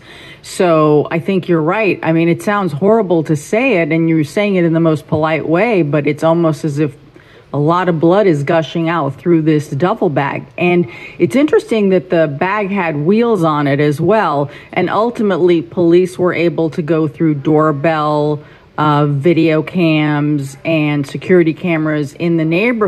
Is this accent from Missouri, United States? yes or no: no; New York City, New York, United States; I grew up in Forest Hills